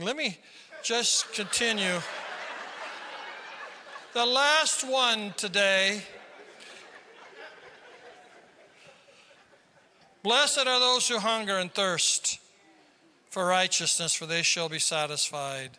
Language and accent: English; South Dakota, United States; I'm from South Dakota.